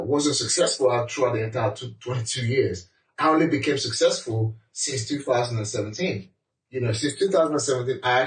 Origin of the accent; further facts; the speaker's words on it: Nigeria; moved away as an adult; now in United Kingdom; as a black man, as a Nigerian, you know, as an immigrant